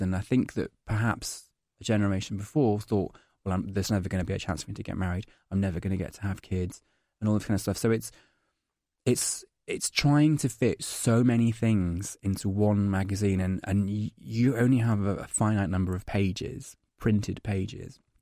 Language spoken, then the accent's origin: English; Scotland, United Kingdom; moved away as an adult; now in London, United Kingdom; I'm Scottish